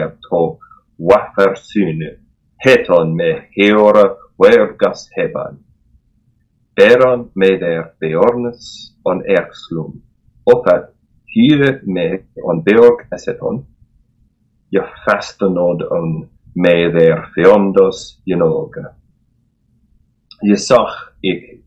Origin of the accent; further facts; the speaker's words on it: United States; accent: American; my American accent